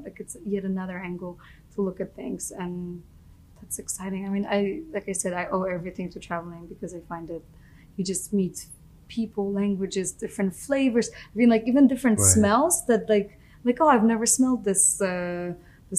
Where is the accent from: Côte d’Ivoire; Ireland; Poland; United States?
Poland; moved away; I grew up in Poland.